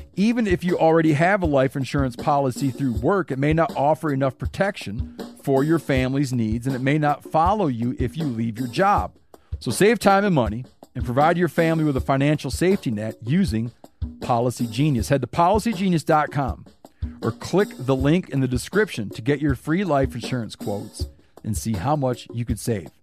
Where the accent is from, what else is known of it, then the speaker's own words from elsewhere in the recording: Michigan, United States; I grew up in Michigan